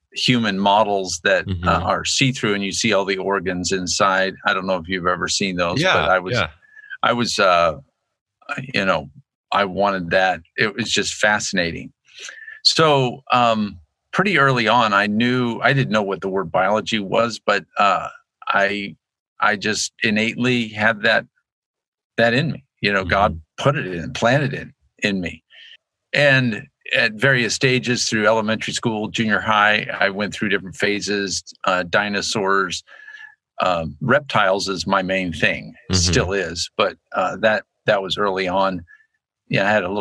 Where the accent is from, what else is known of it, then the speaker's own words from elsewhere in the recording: Annapolis, Maryland, United States; moved away as an adult; also born or lived in Virginia; now in Moscow, United States; when I was growing up in Annapolis, Maryland